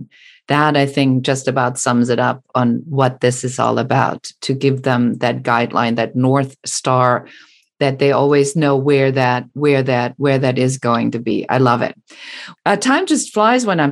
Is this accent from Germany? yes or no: yes; Germany; moved away; I'm original from Germany